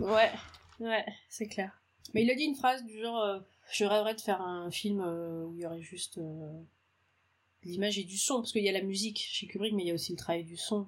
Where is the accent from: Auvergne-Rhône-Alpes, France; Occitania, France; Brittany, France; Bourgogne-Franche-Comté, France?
Brittany, France; Auray; also born or lived in Paris; now in Rennes, France; je suis née à Auray et j'ai grandi à Auray, dans le Morbihan